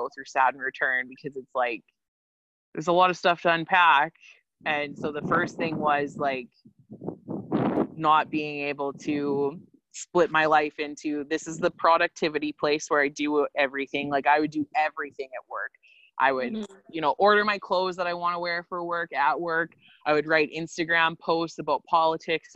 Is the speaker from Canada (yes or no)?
yes; Quill Lake, Saskatchewan, Canada; being back in my hometown, that's something like, this is the longest I've lived here since I graduated from high school